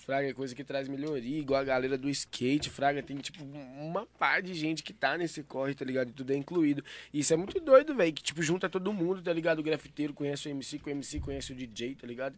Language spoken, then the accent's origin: Portuguese; Santa Luzia, Minas Gerais, Brazil; Eu não sou de Belo Horizonte, tá ligado? Eu sou de Santa Luzia